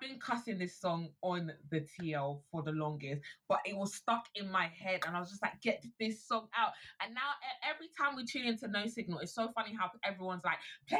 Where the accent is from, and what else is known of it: Nigeria